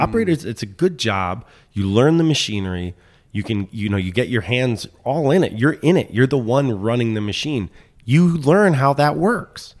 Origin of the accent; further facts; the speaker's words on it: Washington, District of Columbia, United States; moved away as an adult; also born or lived in Philadelphia; I grew up in Mount Pleasant. And so I was in D C till I was seventeen.